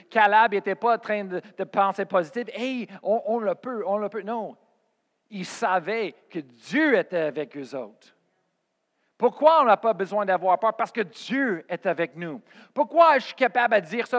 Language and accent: French; Colorado, United States; moved away as an adult; also born or lived in Oklahoma / Spain; j'ai parti de chez moi au Colorado et j'ai parti en Oklahoma